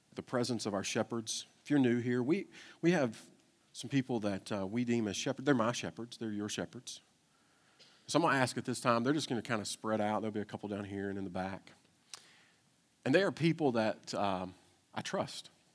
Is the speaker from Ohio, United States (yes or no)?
no; Kentucky, United States; I'm from Kentucky